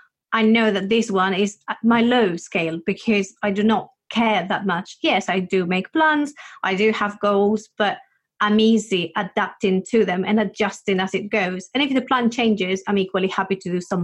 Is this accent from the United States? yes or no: no; Spain; I come from Spain